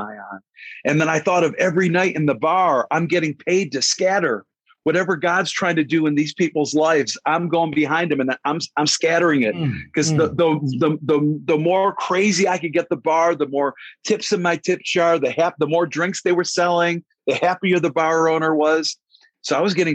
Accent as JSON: {"language": "English", "town": "Cleveland", "region": "Ohio", "country": "United States", "tie": "born or raised there", "also_born_or_lived": "New York City", "moved": "as an adult", "said": "I grew up in Cleveland, Ohio, and I started singing in bars when I was 13 years old"}